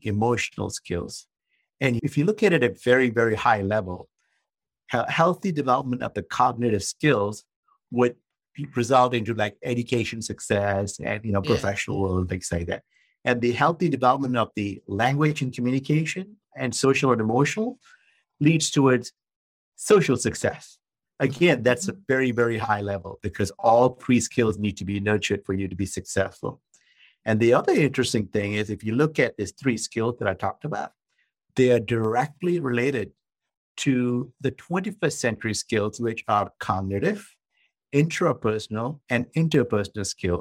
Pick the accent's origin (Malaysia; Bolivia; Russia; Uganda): Malaysia; now in San Diego, United States; I'm originally from Malaysia. Yeah, I was born in Malaysia. Came to the United States back in the mid-1980s